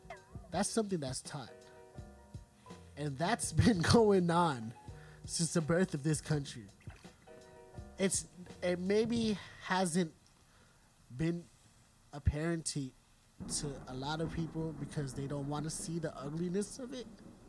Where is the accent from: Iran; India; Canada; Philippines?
Philippines; I'm a Filipino in a predominantly black school, a lot of culture clashing